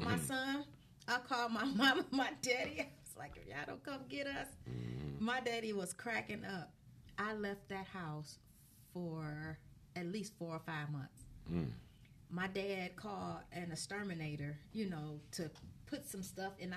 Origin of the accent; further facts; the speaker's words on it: Detroit, Michigan, United States; we grew up on Dexter, and my mom had this two-family flat